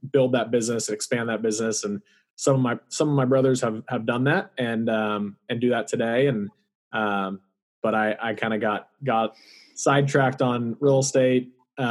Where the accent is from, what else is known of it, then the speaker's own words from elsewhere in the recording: Austin, Texas, United States; also born or lived in College Station, Texas; born and raised here in Austin